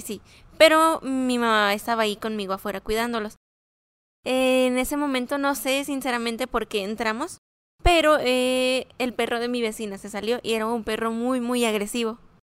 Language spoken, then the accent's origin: Spanish; Cancún, Quintana Roo, Mexico; now in Ciudad Juárez, Mexico; Soy de Cancún, Quintana Roo.